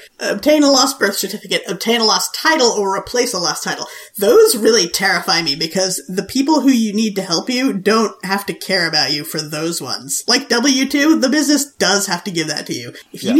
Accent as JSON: {"language": "English", "region": "Wales", "country": "United Kingdom", "tie": "born there", "said": "my birth certificate is in English and in Welsh, because I was born in Wales, and they did not like that."}